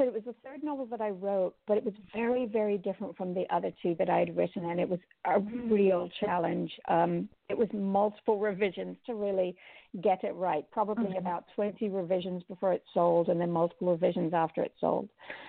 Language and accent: English; Jamaica; also born or lived in Cayman Islands; But growing up in the Caribbean, both in Jamaica and in Cayman, I've always loved the ocean.